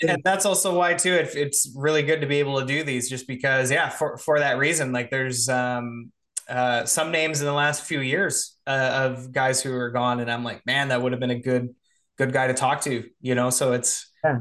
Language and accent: English; Canada; I'm Canadian too